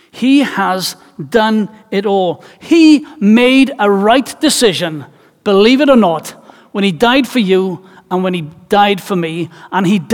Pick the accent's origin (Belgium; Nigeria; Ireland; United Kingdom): United Kingdom; Wales; as a Welshman whose life, culture, and tradition is rooted in music